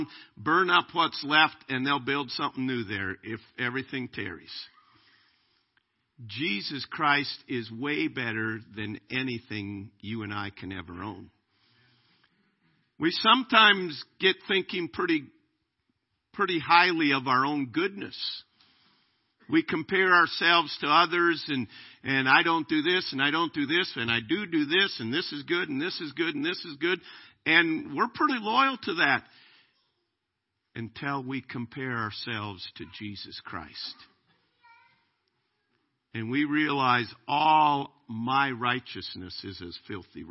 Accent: United States; I'm an American. I am glad to be an American

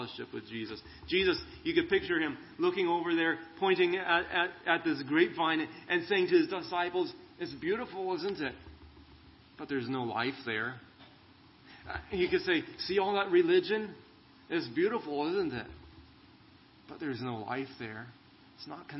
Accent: California, United States; now in Arizona, United States; I grew up in California

